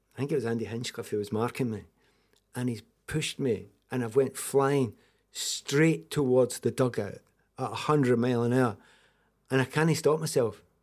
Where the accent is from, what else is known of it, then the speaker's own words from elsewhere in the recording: Scotland, United Kingdom; also born or lived in Kildare, Ireland (family ancestry); I'm second generation Scottish